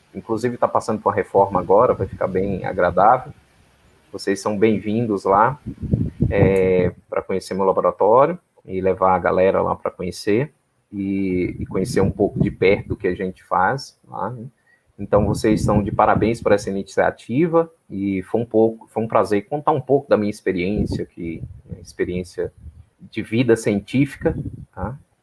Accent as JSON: {"language": "Portuguese", "region": "interior of Minas Gerais", "country": "Brazil", "also_born_or_lived": "Paraná", "moved": "as an adult", "said": "eu sou do interior de Minas, né? então eu sou de uma cidade de 25 mil habitantes, né? É, é, uma cidade que fica às margens do Rio São Francisco."}